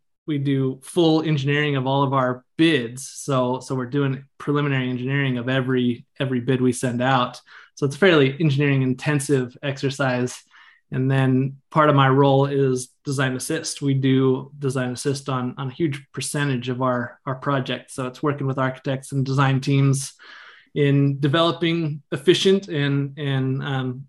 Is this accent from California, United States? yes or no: yes; Northern California, United States; also born or lived in Grass Valley, California / Reno, Nevada; I'm from Northern California. So I live in the foothills between Sacramento and Tahoe in a little town called Grass Valley.